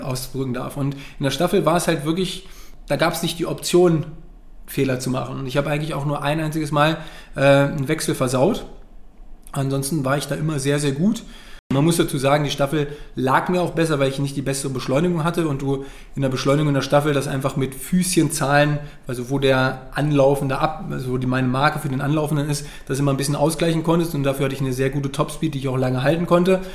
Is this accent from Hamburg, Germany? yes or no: no; Wolfsburg, Lower Saxony, Germany; ich komme ja eigentlich aus Wolfsburg